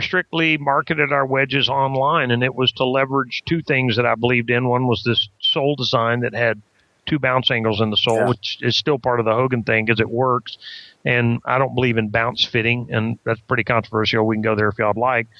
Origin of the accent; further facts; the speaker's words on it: Texas, United States; I'm a Texan